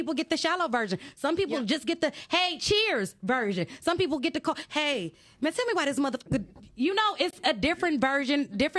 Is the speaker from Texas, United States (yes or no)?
no; Detroit, Michigan, United States; I'm from Finkel, baby. Like, when you from that area